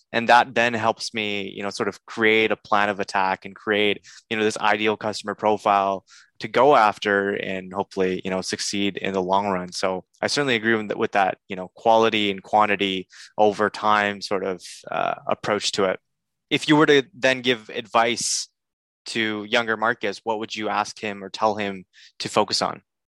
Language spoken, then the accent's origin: English; Canada; I'm a Canadian